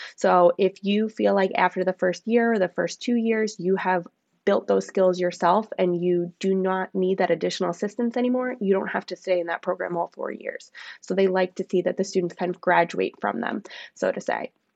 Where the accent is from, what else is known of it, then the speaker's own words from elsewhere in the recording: Long Island, New York, United States; I grew up on Long Island.